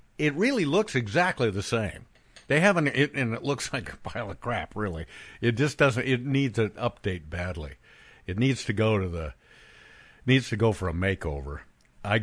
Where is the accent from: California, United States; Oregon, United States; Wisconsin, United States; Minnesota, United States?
Oregon, United States; Bend; moved away; my hometown, Bend, Oregon, is completely changed